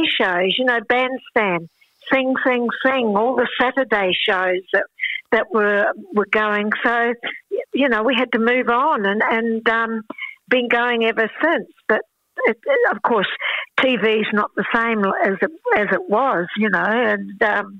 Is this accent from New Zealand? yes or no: yes; New Zealand; I'm a Kiwi, so I like the cool weather.